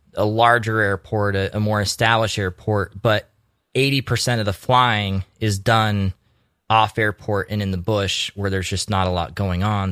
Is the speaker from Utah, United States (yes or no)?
yes; Utah, United States; also born or lived in Alaska; now in Homer, United States; I grew up in Utah.